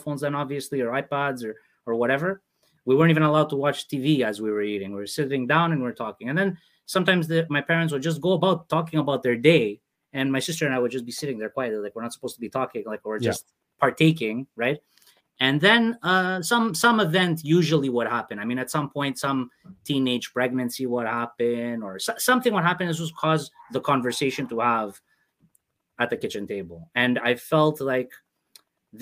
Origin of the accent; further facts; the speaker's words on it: Canada; I'm not just somebody born in Canada and that grew up in Canada